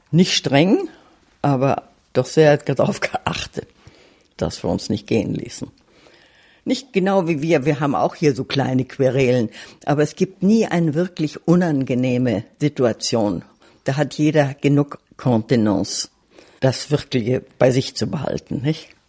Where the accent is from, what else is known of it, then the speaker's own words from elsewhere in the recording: Silesian Voivodeship, Poland; born there; Ich bin in Schlesien geboren und mein Mann stammt aus Ostdeutschland.